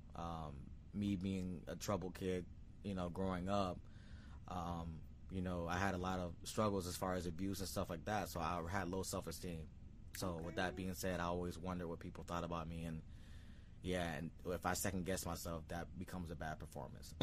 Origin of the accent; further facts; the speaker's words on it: Sarasota, Florida, United States; I was born in Sarasota, Florida.